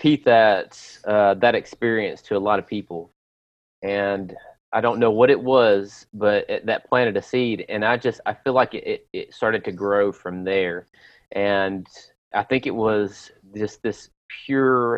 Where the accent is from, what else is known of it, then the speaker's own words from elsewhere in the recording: Lewisburg, Tennessee, United States; my pastor that I grew up with in Lewisburg, Tennessee